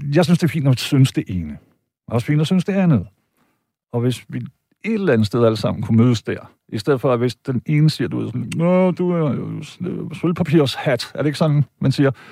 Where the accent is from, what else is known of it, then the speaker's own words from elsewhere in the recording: Denmark; jeg er tysk statsborger, øh, og jeg har da fame nede i Deutschland, men jeg var født og opvokset i Danmark